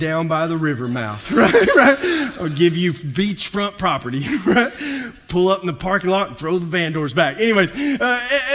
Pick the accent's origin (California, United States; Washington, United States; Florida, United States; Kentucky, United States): Kentucky, United States; moved away as an adult; also born or lived in Visalia; I grew up in Kentucky